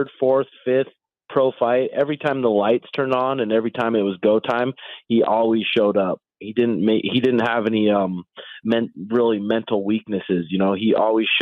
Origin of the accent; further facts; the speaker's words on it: Great Falls, Montana, United States; moved away; also born or lived in Phoenix, Arizona; I was living in Phoenix, Arizona, and I'm from Great Falls, Montana